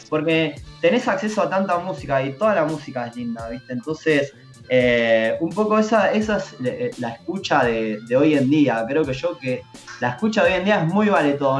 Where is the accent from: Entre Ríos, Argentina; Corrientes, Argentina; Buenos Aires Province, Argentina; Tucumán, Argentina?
Buenos Aires Province, Argentina; Mar del Plata; moved away as an adult; now in Buenos Aires, Argentina; soy Mar del Plata